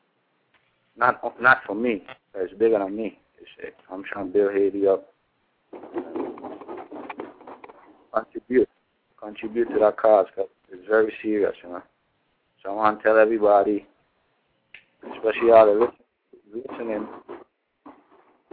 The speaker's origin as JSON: {"language": "English", "country": "British Virgin Islands", "said": "I'm from the Virgin Islands by way of Tortola"}